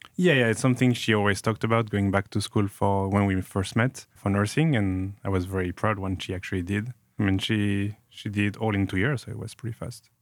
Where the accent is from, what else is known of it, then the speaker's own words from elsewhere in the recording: Grenoble, Auvergne-Rhône-Alpes, France; moved away; I grew up in Grenoble, in the Alps, in France.